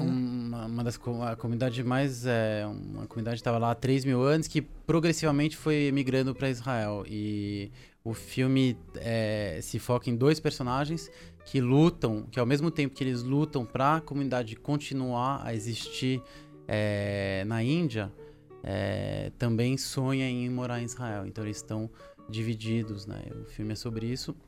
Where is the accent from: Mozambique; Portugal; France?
France; moved away as an adult; now in Brazil; eu sou franco-brasileiro, meu pai era francês. É, e eu cresci lá na França, com uns 6, 7 anos de idade fui para lá. E eu fiquei lá até os, mais ou menos até uns 25 anos